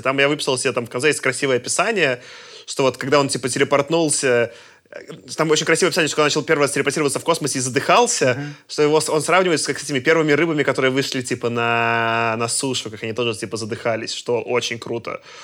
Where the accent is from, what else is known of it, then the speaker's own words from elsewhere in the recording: Belarus; я как белорус